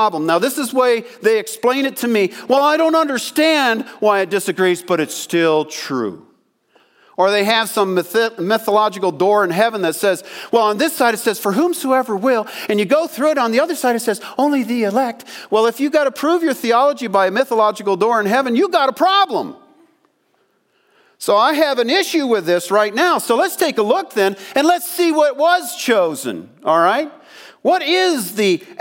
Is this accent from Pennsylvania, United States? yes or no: yes; Pennsylvania, United States; I grew up in Pennsylvania